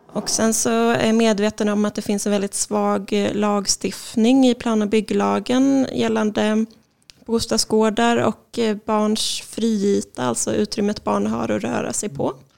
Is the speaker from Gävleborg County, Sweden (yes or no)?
no; Linköping, Östergötland, Sweden; moved away as an adult; also born or lived in Karlskrona; now in Malmö, Sweden; jag är ursprungligen från Linköping och sen så har jag bott i Malmö sedan 2011.